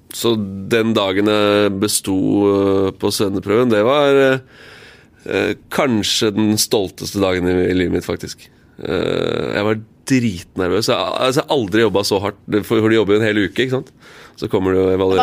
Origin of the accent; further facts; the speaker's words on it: Eastern Norway, Norway; also born or lived in Tromsø / Kristiansand; Jeg er født i Tromsø, bodd her i Kristiansand i fire år, og så flytter vi hjem til Østlandet.